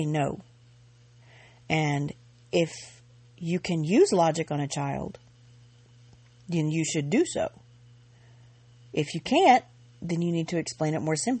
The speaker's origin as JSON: {"language": "English", "region": "Georgia", "country": "United States", "tie": "born or raised there", "said": "I grew up in Georgia."}